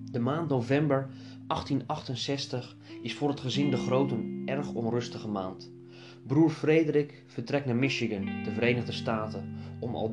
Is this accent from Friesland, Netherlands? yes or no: no; Noordwijk, South Holland, Netherlands; Ik ben geboren en getogen in Noordwijk, in de Egbert de Grootstraat.